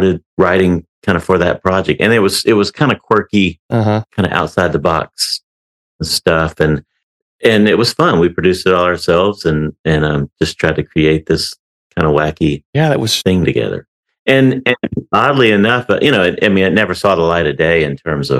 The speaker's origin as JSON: {"language": "English", "town": "Baton Rouge", "region": "Louisiana", "country": "United States", "tie": "born or raised there", "moved": "as an adult", "lives_now": "Nashville, United States", "said": "I grew up in Baton Rouge, Louisiana"}